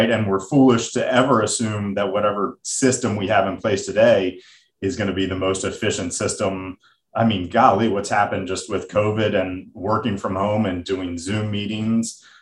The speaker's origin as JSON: {"language": "English", "country": "United States", "accent": "American", "said": "my American accent."}